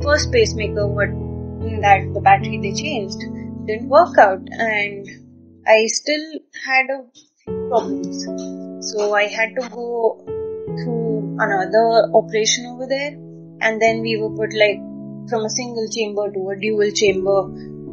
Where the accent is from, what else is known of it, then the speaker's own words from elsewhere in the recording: Mumbai, Maharashtra, India; now in Gujarat, India; I am basically from Mumbai but currently situated in Gujarat